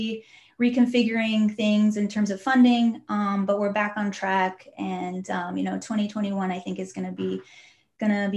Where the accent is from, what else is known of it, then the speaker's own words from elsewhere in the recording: Southern California, United States; I grew up in Southern California